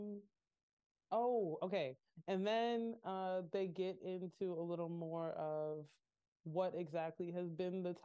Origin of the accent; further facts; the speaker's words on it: Michigan, United States; I am a Michiganian